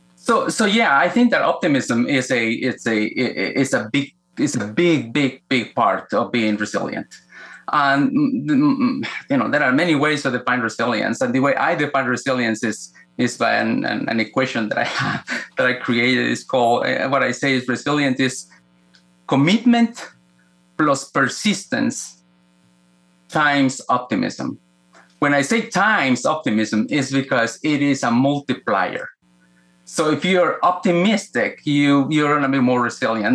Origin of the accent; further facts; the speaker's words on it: Guatemala; moved away; I was born in Guatemala, Central America, uh, in a time in which was very violent for that part of the world, uh, political violence. I grew up in the middle of the Cold War